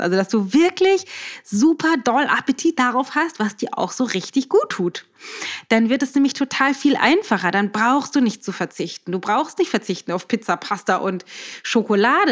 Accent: Germany; bei uns in Deutschland

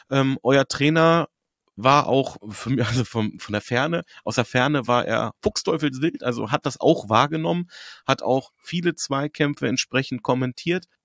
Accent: Hanover, Lower Saxony, Germany; Und ich bin Hannoveraner, ich kenne Hannover seit vielen, vielen Jahren, ich weiß, wozu wir imstande sind.

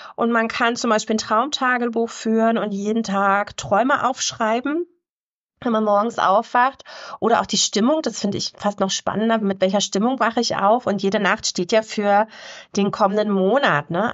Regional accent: Havelland, Brandenburg, Germany; im Havelland, wo ich herkomme

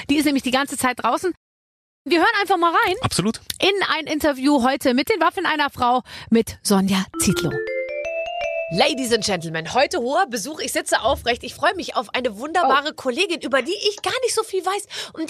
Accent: Munich, Bavaria, Germany; ich bin ja aus Bayern

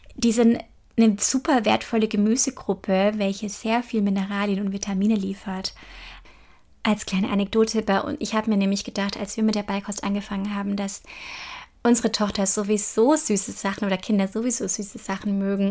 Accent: Germany; hier bei uns in Deutschland

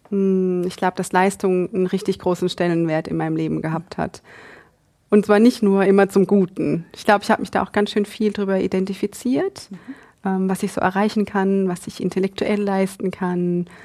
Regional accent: Egypt; German is a second language; now in Germany; Ich komme aus Ägypten.

